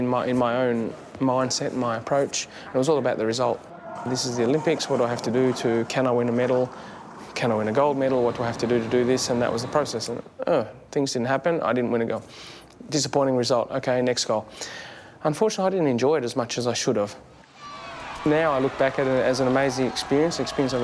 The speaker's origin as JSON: {"language": "English", "country": "Australia", "said": "as an Australian athlete"}